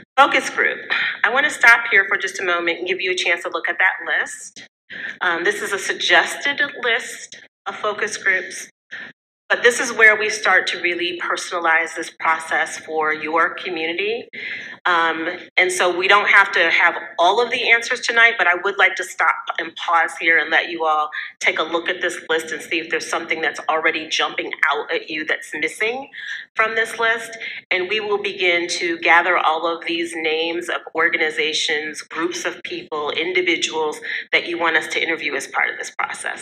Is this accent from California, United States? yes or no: no; Midland, Michigan, United States; also born or lived in Saginaw, Michigan; now in Ann Arbor, United States; I grew up in Midland, um, also in the Saginaw area, but I currently reside outside of Ann Arbor